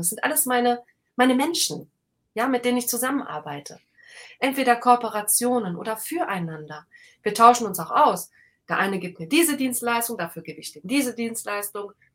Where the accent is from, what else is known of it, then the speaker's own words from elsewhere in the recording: Rhineland, Germany; ich bin halt ein Rheinländer